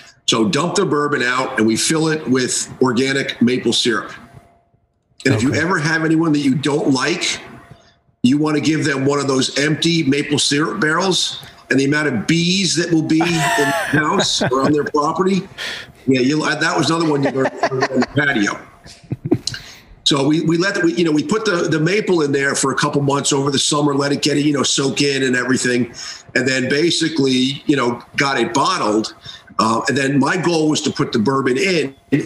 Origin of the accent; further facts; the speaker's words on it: United States; moved away as an adult; also born or lived in Washington, District of Columbia, United States / Greenwich, Connecticut; I grew up in Westchester, Kansas